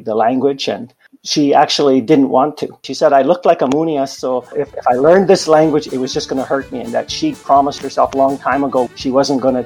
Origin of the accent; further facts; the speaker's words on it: Saskatoon, Saskatchewan, Canada; I am a Métis man, born and raised in Saskatoon